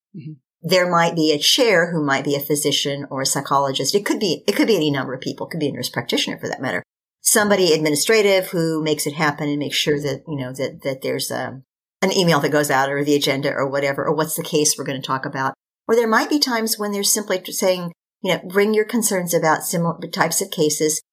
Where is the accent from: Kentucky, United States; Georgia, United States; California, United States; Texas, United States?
Kentucky, United States; the University of Kentucky School of Medicine. It's my home state.